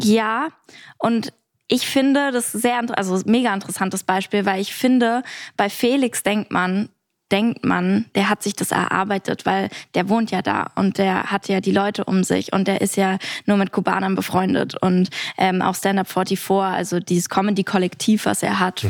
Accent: Berlin, Germany; ich bin sehr behütet aufgewachsen. Äh, und genau, im, am Rande von Berlin, ganz weit oben außen

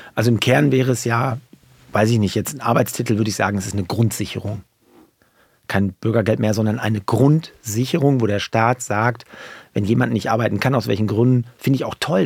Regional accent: Paderborn, North Rhine-Westphalia, Germany; meiner Heimat Paderborn

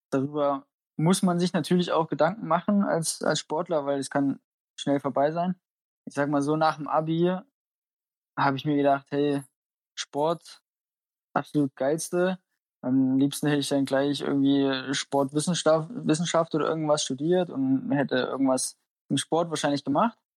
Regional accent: Oberhof, Thuringia, Germany; Also ich fühle mich super wohl in Oberhof. Das ist meine Heimat. Ich, ich wohne hier gerne.

